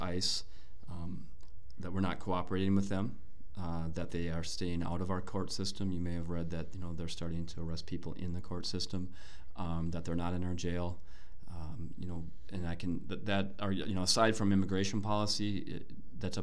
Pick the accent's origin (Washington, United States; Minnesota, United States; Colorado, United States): Minnesota, United States; Brooklyn Center; I grew up in Brooklyn Center.